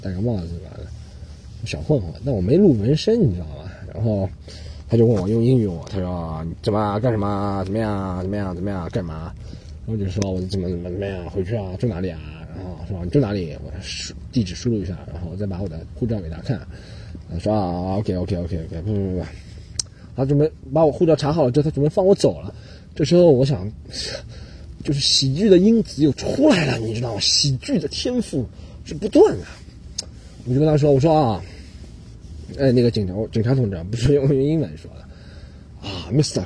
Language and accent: Chinese; China; moved away as an adult; also born or lived in Australia; 我们中国人是觉得